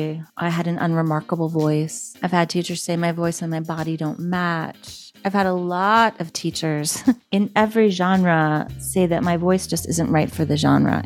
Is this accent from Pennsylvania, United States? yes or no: yes; Philadelphia, Pennsylvania, United States; also born or lived in Manhattan, Kansas / California; now in New York, United States; I am equal parts from the Philadelphia area, from Manhattan, Kansas, and from California. I currently live in the other Manhattan, the Big Apple, New York City.